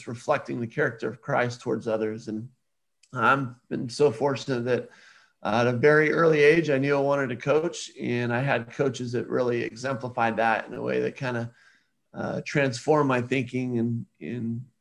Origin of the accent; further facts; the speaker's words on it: Southern California, United States; I grew up in Southern California